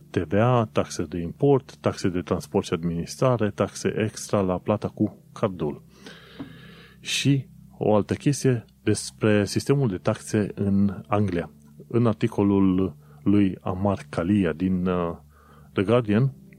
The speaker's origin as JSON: {"language": "Romanian", "country": "Romania", "moved": "as an adult", "lives_now": "London, United Kingdom", "said": "pentru mine, ca român, venind în, în UK"}